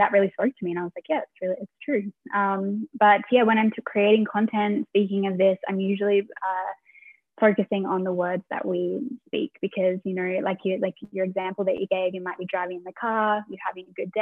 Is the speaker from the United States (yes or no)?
no; Australia; moved away as an adult; also born or lived in London, United Kingdom / Munich, Germany; now in Vienna, Austria; I am actually based in Vienna, Austria, but I'm originally from Australia